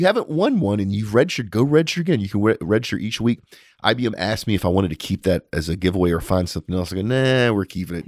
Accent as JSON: {"language": "English", "country": "United States", "said": "as an American"}